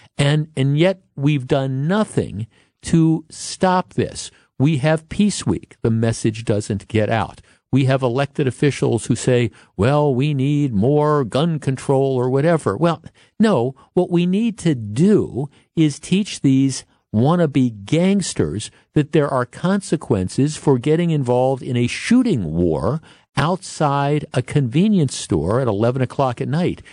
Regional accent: Glendale, Wisconsin, United States; I grew up in Glendale, and we used to, there used to be a theater on, on Mill Road

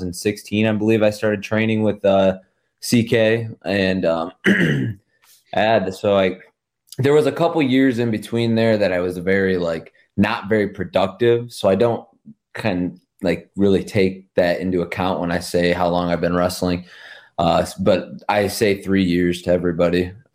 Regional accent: Rossford, Ohio, United States; I'm in Rossford, Ohio. Okay. Yeah. My hometown. I'm born and raised here, 1998.

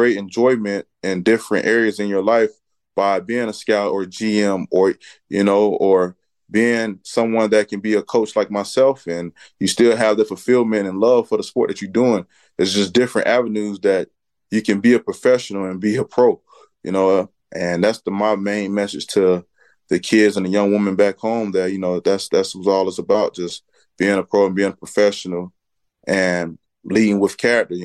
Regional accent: Riviera Beach, Florida, United States; moved away; Riviera Beach is the world to me. You know, growing up in the Wells Recreation Department, playing football there, my brother played there. Just being in that department and growing up in the city

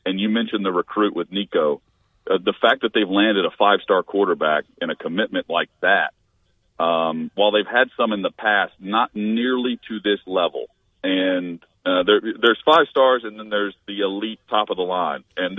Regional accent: Tennessee, United States; I grew up in Tennessee, but I'm not a Tennessee fan like Clay or Chad

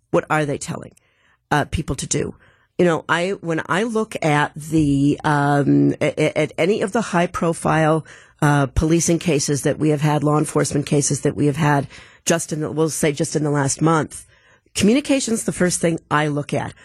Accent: Milwaukee, Wisconsin, United States; I'm from Milwaukee

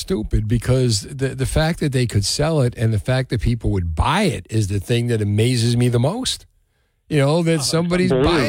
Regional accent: Union City, New Jersey, United States; The amazing murals in Union City, my hometown

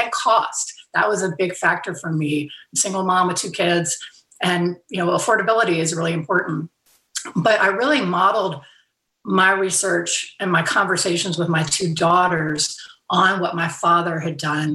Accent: Fairhope, Alabama, United States; moved away; hometown in Fairhope, Alabama

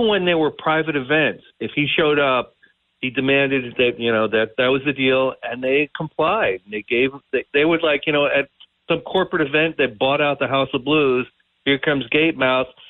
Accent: Long Island, New York, United States; moved away as an adult; also born or lived in Boston; I grew up on Long Island.

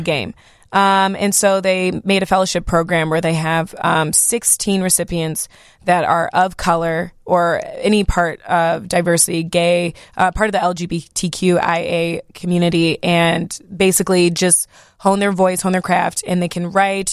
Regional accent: Algonquin, Illinois, United States; also born or lived in Knoxville, Tennessee / Marietta, Georgia / Rolling Meadows, Illinois; growing up in Algonquin

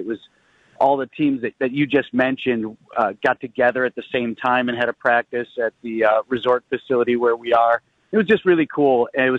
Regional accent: Oak, Wisconsin, United States; we're from Oak.

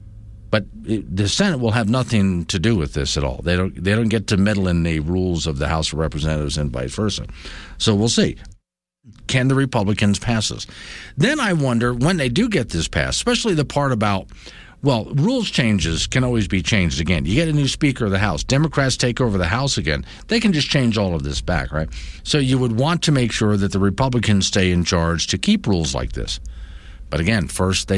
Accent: Florida, United States; moved away; growing up in Florida, citrus. There's orange groves around me

